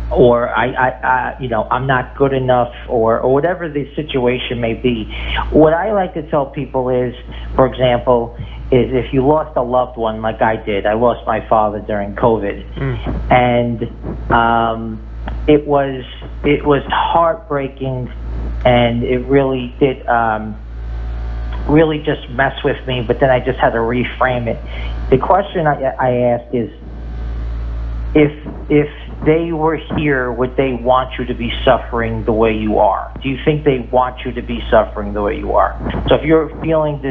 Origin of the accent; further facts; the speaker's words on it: New York, United States; I grew up in New York.